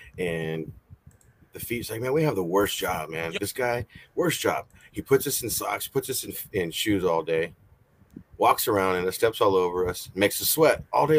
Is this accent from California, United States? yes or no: yes; Fresno, California, United States; From Fresno, California.